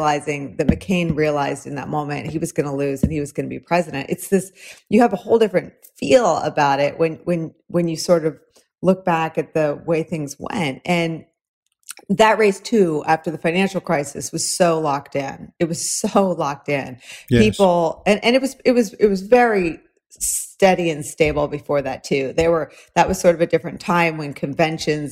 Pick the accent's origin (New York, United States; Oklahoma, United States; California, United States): California, United States; San Francisco; moved away as an adult; also born or lived in Newport, California / Chicago; I was a real like California girl. I was born in Newport and raised in the San Francisco